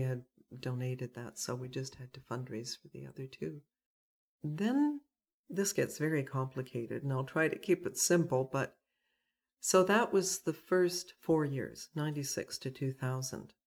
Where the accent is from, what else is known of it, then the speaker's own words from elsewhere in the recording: Burnaby, British Columbia, Canada; also born or lived in South Pender Island; now in Pender Island, Canada; I grew up in North Burnaby